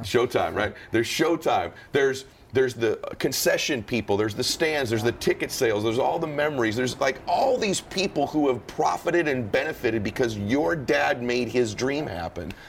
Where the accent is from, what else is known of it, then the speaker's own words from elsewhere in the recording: Southern California, United States; I grew up in Southern California